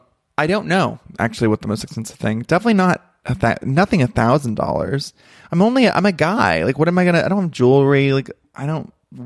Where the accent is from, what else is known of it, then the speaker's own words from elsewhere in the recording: Ventura, California, United States; now in New York, United States; I'm from Ventura and I was raised in a walk-in closet. And so there, I am kind of blue collar